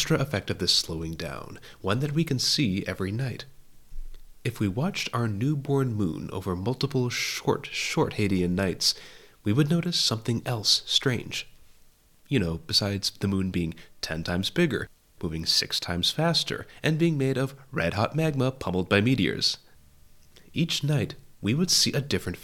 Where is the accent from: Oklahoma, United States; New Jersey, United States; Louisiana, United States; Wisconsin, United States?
Wisconsin, United States; As a child growing up in Wisconsin, America's Dairyland